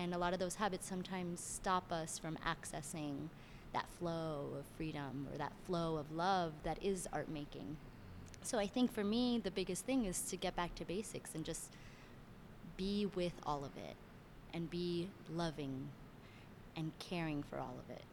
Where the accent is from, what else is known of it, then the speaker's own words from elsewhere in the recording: Miami, Florida, United States; also born or lived in Cuba (family) / Venezuela (family); now in Brooklyn, United States; I'm originally from Miami, Florida